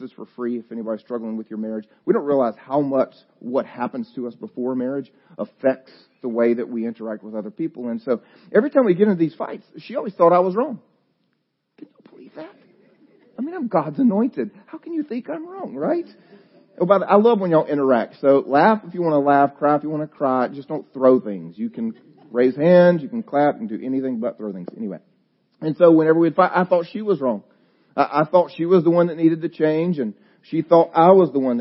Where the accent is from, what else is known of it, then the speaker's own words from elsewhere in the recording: the South, United States; I'm from the South